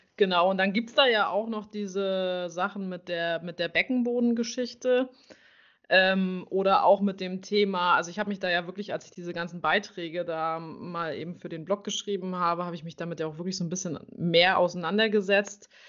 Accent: near Schwerin, Mecklenburg-Vorpommern, Germany; ich komme aus Mecklenburg-Vorpommern in der Nähe von Schwerin

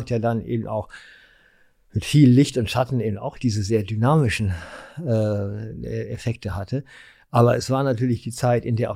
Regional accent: Berlin, Germany; Oder äh, ja, ich komme schon aus Berlin. Ja. Also im Moment ist es ja so, dass ich tatsächlich in der Woche eine Wohnung in Essen habe, also im Ruhrgebiet

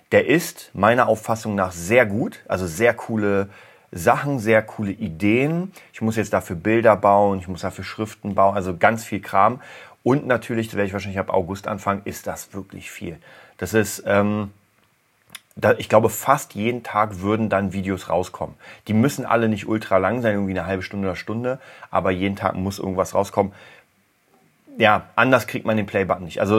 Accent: Berlin, Germany; Lustigerweise war ich gestern genau in der Gegend, wo ich aufgewachsen bin. Und ich muss euch sagen, also am Hermannplatz

